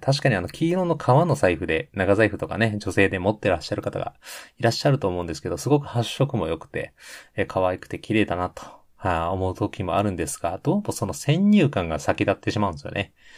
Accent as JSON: {"language": "Japanese", "region": "Hyogo", "country": "Japan", "tie": "born or raised there", "also_born_or_lived": "Ishikawa", "moved": "as an adult", "said": "兵庫県出身でございます"}